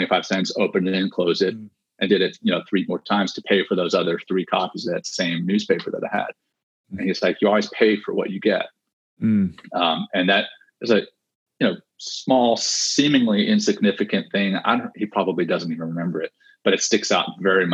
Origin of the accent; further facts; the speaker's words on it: Ruston, Louisiana, United States; also born or lived in Cape Town, South Africa; I was born in Cape Town, South Africa, and I was one of five children. Three older sisters and a younger brother. And in 1984, so I had just turned seven, my parents, you know, pulled the five of us up and moved us to the small town of Ruston, Louisiana